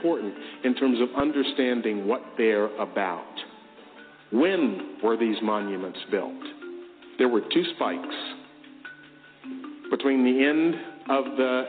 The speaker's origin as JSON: {"language": "English", "town": "Memphis", "region": "Tennessee", "country": "United States", "tie": "born or raised there", "said": "I grew up in Memphis, Tennessee"}